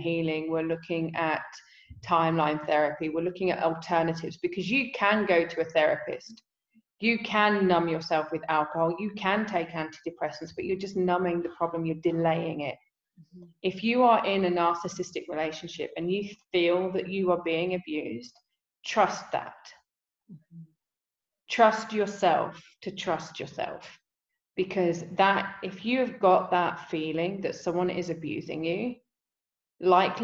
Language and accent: English; England, United Kingdom; I'm English